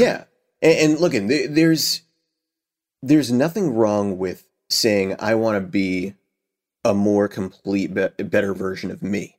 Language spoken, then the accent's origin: English; Boston, Massachusetts, United States; Cheers, which I love 'cause it's, you know, based in my hometown